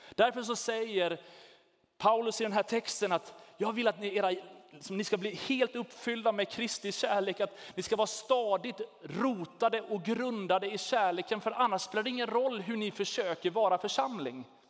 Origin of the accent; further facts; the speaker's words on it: Sweden; vi är svenskar